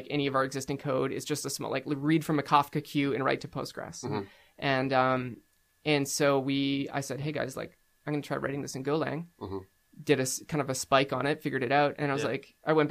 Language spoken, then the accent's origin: English; Abbotsford, British Columbia, Canada; recently Abbotsford, mm-hmm. Where I grew up.